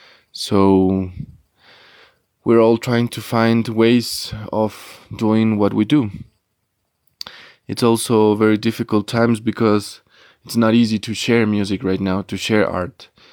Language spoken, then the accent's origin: English; Ecuador; I'm from Ecuador and I play in three bands.